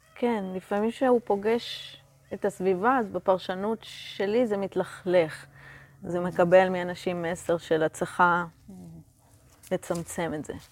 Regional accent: Israel; אני מקיבוץ

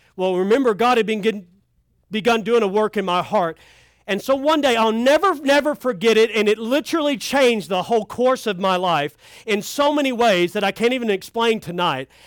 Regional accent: Kentucky, United States; I'm from Kentucky.

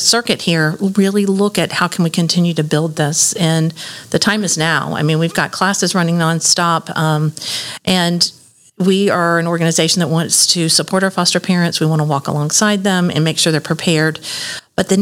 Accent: Lakeland, Florida, United States; moved away as an adult; also born or lived in Texas / Birmingham, Alabama; Lakeland is my hometown. I was born here, grew up here

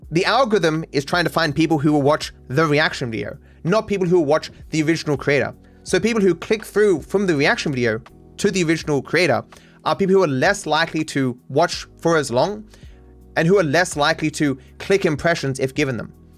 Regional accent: Australia; as an Australian

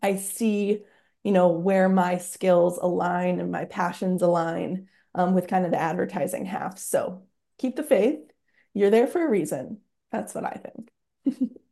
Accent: Britton, South Dakota, United States; now in Sioux Falls, United States; I am from Britain, South Dakota

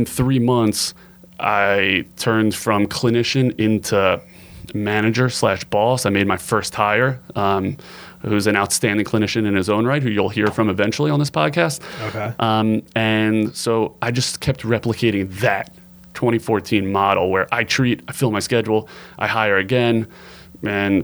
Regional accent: Baltimore, Maryland, United States; I grew up in Baltimore. I'm a fourth generation Baltimorean, so I got deep roots here

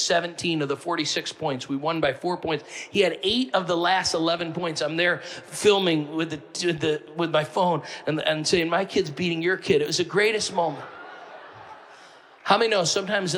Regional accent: Northeast, United States; I'm from the Northeast

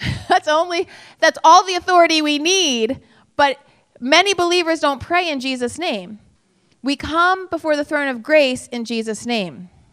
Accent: United States; I'm an American

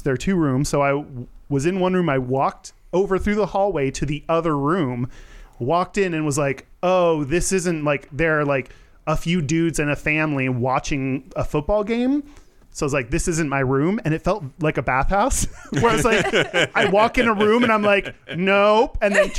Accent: Houston, Texas, United States; I grew up in Houston when the Rockets were good

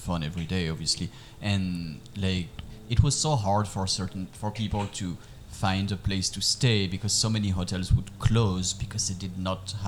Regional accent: Paris, Île-de-France, France; moved away as an adult; now in Puerto Rico; I was born and raised in Paris, France

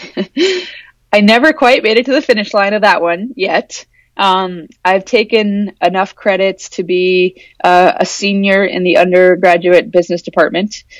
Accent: Anchorage, Alaska, United States; I grew up in Anchorage.

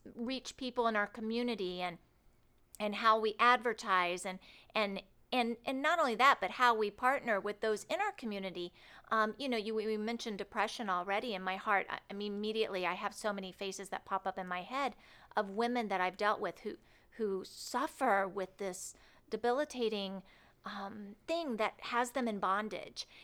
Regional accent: Cloverdale, Indiana, United States; moved away as an adult; now in Rockford, United States; I was born in Indianapolis, and I grew up in a little town called Cloverdale, not too far from here

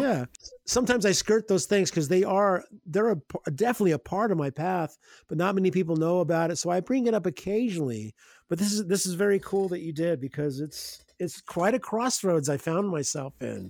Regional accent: Evansville, Indiana, United States; I grew up in Evansville, Indiana, so somewhat of a smallish medium-sized Midwest town

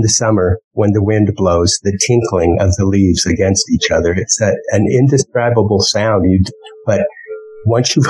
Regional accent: Wyoming, United States; moved away; the whole time as a kid growing up in Wyoming

